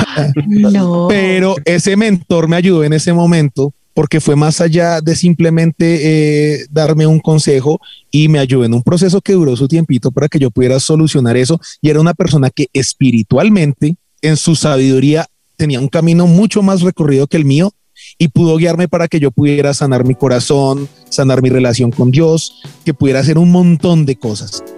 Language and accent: Spanish; Bogotá, Bogotá Capital District, Colombia; en Colombia, los bogotanos, todos, entonces nos volvimos gente que, que le gusta hablar más estilizadamente